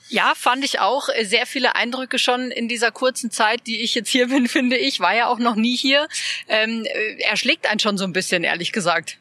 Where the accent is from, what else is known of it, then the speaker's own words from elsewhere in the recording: Munich, Bavaria, Germany; finde ich jetzt als, als Münchnerin